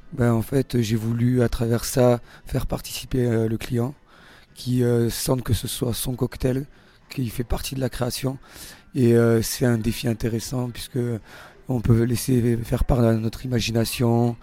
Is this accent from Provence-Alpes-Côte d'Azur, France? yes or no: yes; Marseille, Provence-Alpes-Côte d'Azur, France; moved away as an adult; also born or lived in Monaco / Shanghai / São Paulo / London; now in L'Alpe d'Huez, France; je suis né à Monaco mais je suis marseillais.